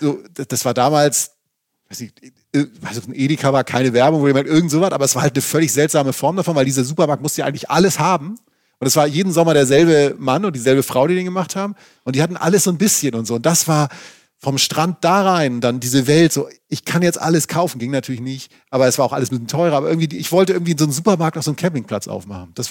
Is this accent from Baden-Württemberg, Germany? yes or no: no; Schleswig-Holstein, Germany; Ich stamme ja aus, aus Schleswig-Holstein